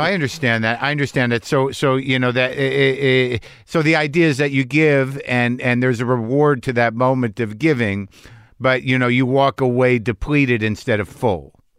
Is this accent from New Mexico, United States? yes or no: yes; New Mexico, United States; I was brought up conservative Jew in New Mexico.